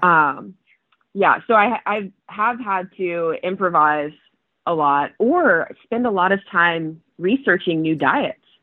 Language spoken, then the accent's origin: English; Clearwater, Florida, United States; moved away as an adult; also born or lived in Toronto, Canada; growing up in Florida